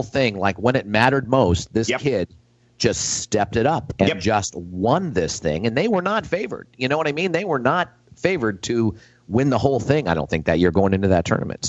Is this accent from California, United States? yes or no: yes; California, United States; Being Californian